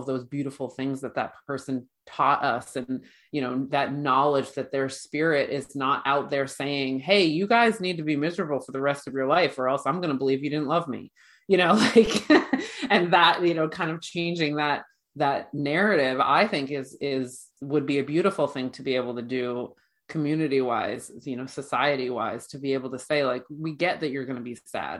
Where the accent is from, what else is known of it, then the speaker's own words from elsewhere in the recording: Ireland; I'm Irish